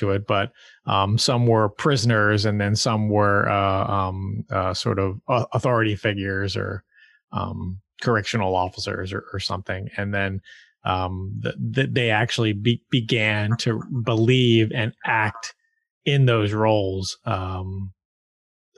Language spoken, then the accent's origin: English; United States; I'm pretty proud of being an American and being in this country